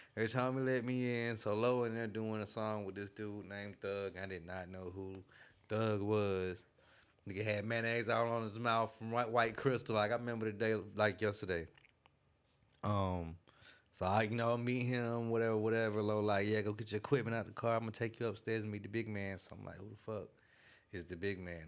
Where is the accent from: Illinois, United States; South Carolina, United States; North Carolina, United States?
South Carolina, United States; Greenville; I'm from Greenville, South Carolina.